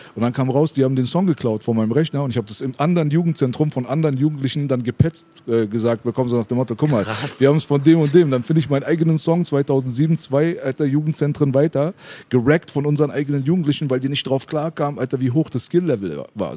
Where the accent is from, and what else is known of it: Berlin, Germany